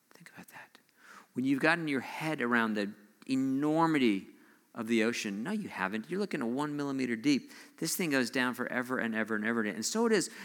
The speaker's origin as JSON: {"language": "English", "region": "Southern California", "country": "United States", "tie": "born or raised there", "moved": "yes", "said": "I grew up, I grew up in Southern California."}